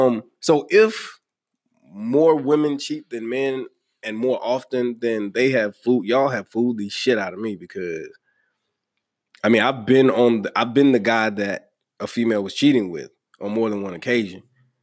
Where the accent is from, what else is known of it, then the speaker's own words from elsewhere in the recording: the South, United States; Listen, lost my accent, so fuck it. You know what I'm saying? I am Southern.